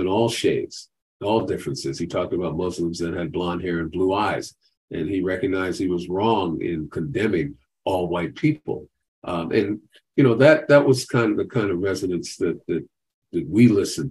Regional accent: New York City, New York, United States; also born or lived in Boston; I wanted to go back to my hometown and make a difference. So I went back to Brooklyn, New York

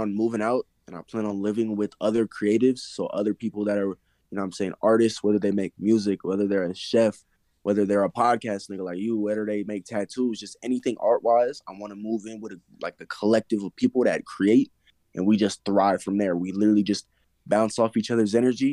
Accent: Colorado, United States; I am from Colorado

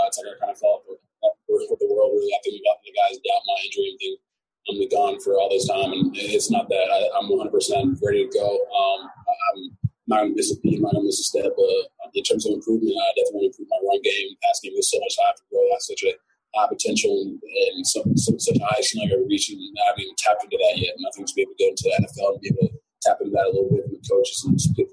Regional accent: Nigeria; moved away; I'm coming from Nigeria

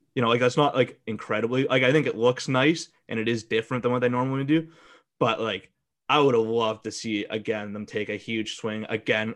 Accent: Calgary, Alberta, Canada; I grew up in Calgary.

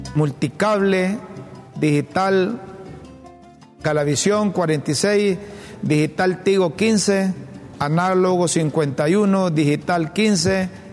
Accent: Honduras; como hondureño, como hondureño

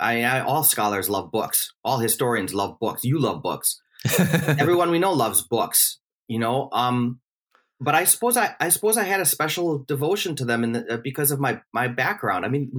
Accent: Milwaukee, Wisconsin, United States; Well, I was born and raised in Milwaukee, Wisconsin. My dad was a fireman, and my mom was a homemaker. Five children, strongly Catholic.

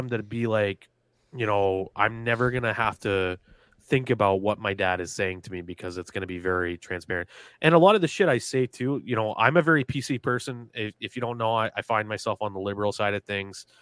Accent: New England, United States; growing up in New England

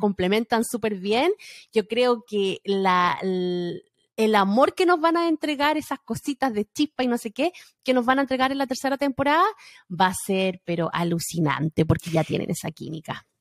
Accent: Chile; moved away; nuestro chip de chilena

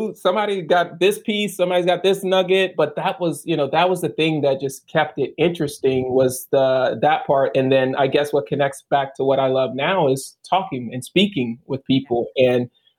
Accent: the South, United States; I feel like they treat us differently because we're from the South.

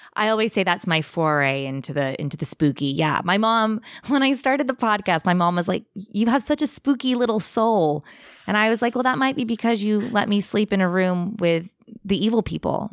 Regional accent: Bakersfield, California, United States; moved away as an adult; now in England; So I'm originally from England. I now live in England, but I grew up in California

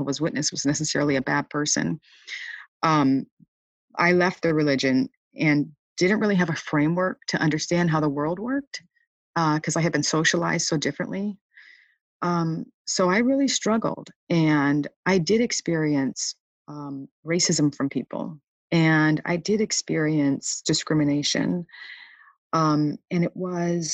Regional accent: Michigan, United States; I grew up in Michigan

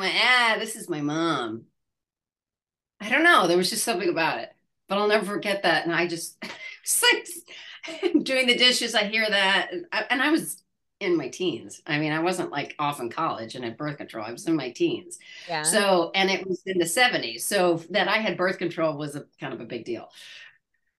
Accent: Midwest, United States; moved away; I'm from the Midwest.

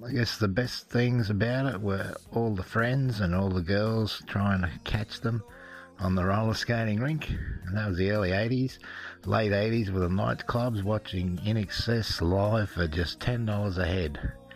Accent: Wynnum, Queensland, Australia; my local hometown wynnum queensland in australia

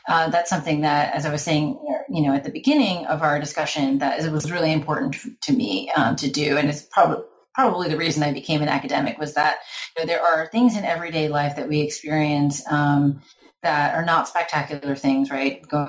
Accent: Florida, United States; partly about growing up as a Filipino-American girl in suburban Florida and partly about traveling to the Philippines in the 20s

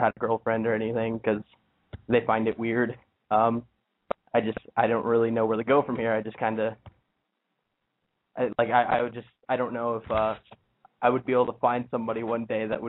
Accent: Ohio, United States; I'm 18, and I'm from Ohio.

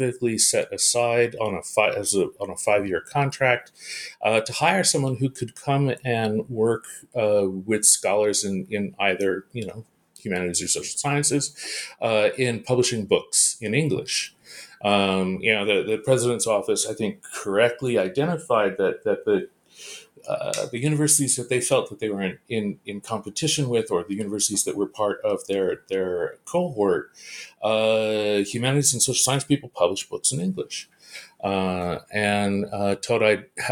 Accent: Bay Area, California, United States; moved away as an adult; also born or lived in Iowa / Japan / United Kingdom; I'm a Californian, and so everything started for me in California, in the Bay Area of California.

